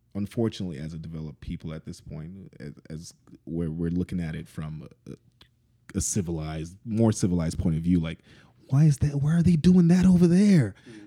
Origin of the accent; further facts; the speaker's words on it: Lagos, Nigeria; moved away; we're from Lagos.